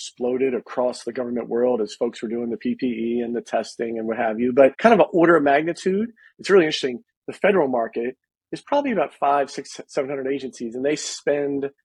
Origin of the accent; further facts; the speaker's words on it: Maryland, United States; I grew up in the Maryland area